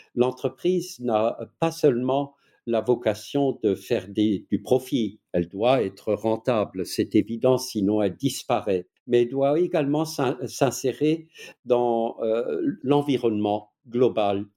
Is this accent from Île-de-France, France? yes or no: no; Alsace, Grand Est, France; accent: Alsatian; vous l'entendez sans doute à mon accent qui, est, euh, je ne suis pas suisse, je ne suis pas belge, je ne suis pas allemand, mais je suis alsacien